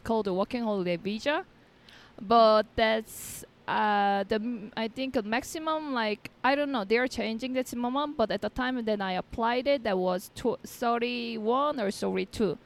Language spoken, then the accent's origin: English; South Korea; first language Korean; English is a second language; moved away as an adult; also born or lived in Melbourne, Australia; now in Medellin, Colombia; I was born and raised in Korea, and I was in Korea till my thirty.